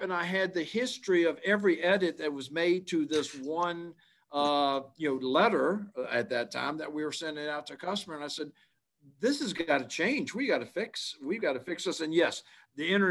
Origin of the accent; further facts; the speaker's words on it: Richmond, Virginia, United States; I born, grew up here, educated not far out of Richmond